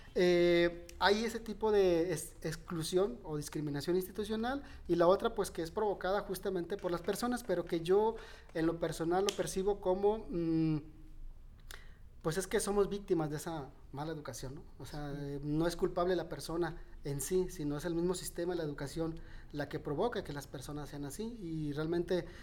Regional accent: Nayarit, Mexico; siempre me he visto en Nayarit, siempre me he visto, mm, aquí me veo todavía, o sea, no, mm, se me hace difícil despegarme de, mi tierra

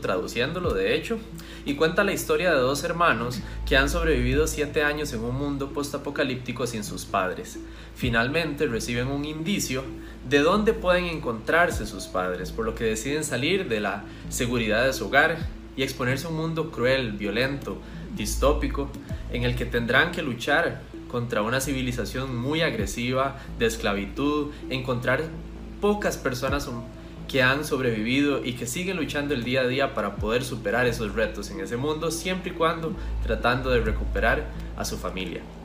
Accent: Costa Rica; soy autor costarricense

